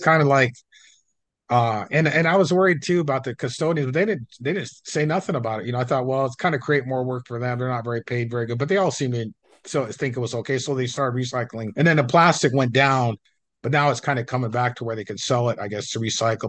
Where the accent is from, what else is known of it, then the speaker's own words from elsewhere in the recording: Coeur d'Alene, Idaho, United States; I grew up in Coeur d'Alene